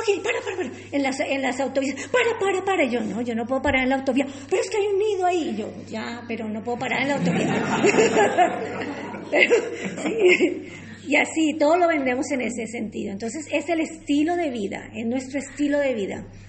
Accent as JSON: {"language": "Spanish", "country": "Colombia", "also_born_or_lived": "Peru", "moved": "as an adult", "lives_now": "Trujillo, Spain", "said": "Yo soy colombiana y fui a hacer mi práctica de turismo en Colombia"}